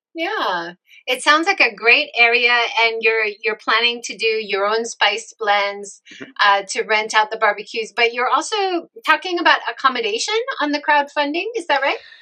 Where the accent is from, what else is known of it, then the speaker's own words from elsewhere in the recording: Hawaii, United States; now in Japan; I grew up in Hawaii